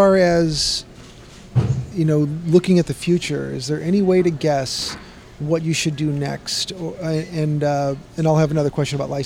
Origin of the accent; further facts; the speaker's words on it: Chicago, Illinois, United States; Growing up in Chicago